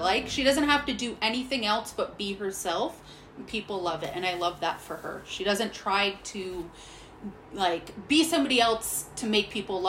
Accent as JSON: {"language": "English", "town": "Hamilton", "region": "Ontario", "country": "Canada", "tie": "born or raised there", "said": "I grew up in Hamilton, Ontario."}